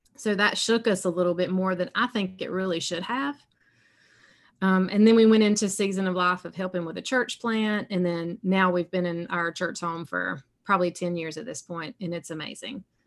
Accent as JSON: {"language": "English", "region": "South Carolina", "country": "United States", "accent": "southern", "said": "I live in South Carolina, so you can tell a little bit by my accent. I got some southern sound in it"}